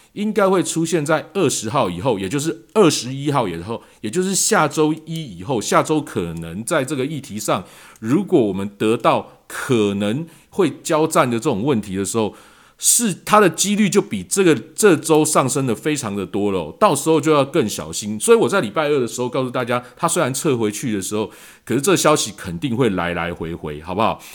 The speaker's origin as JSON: {"language": "Chinese", "country": "Taiwan", "said": "我们在台湾可能大家比较感受不到，因为我们台湾在疫情控制方面一直相当的理想"}